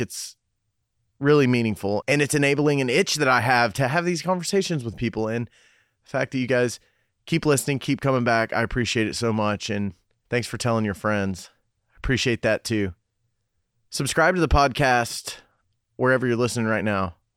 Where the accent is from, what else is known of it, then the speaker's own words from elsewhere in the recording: Cumberland Gap, Tennessee, United States; moved away; also born or lived in Knoxville, Tennessee; I was born in Knoxville, but then we moved to Cumberland Gap right after